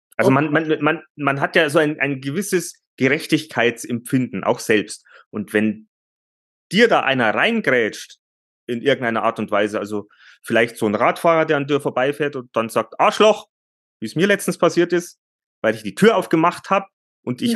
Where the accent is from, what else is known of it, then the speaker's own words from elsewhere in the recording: Bavaria, Germany; bei uns, äh, bei uns in Bayern